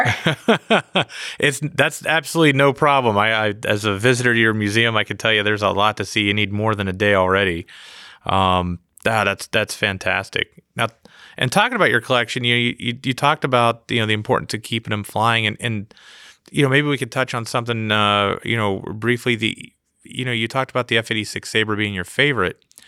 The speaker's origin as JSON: {"language": "English", "region": "East Coast", "country": "United States", "tie": "born or raised there", "said": "I grew up on the East Coast"}